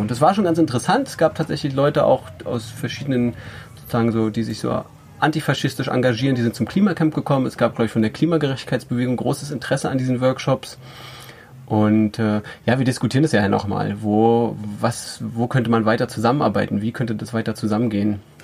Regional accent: Rügen, Mecklenburg-Vorpommern, Germany; Ich bin auf Rügen aufgewachsen

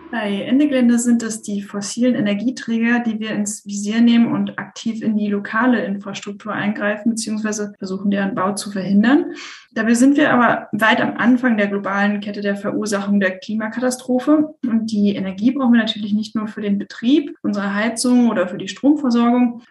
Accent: Hamburg, Germany; moved away; also born or lived in Sweden; ich komme ursprünglich aus Hamburg, war jetzt aber in Schweden

